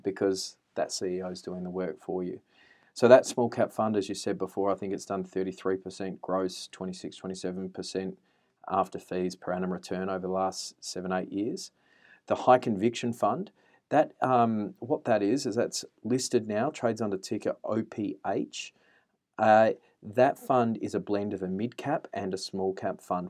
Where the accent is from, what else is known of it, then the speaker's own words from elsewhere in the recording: Adelaide, South Australia, Australia; moved away; also born or lived in Canberra; I am a boy from Adelaide, uh, grew up in the suburbs of Adelaide.